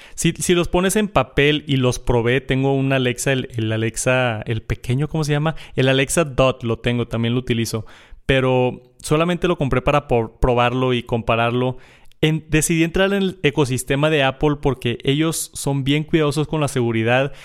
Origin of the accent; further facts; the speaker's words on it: Monterrey, Nuevo León, Mexico; yo soy de Monterrey